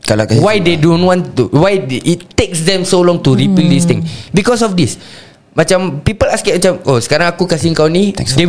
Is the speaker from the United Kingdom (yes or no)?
no; Singapore; as a Singaporean that's living in a multiracial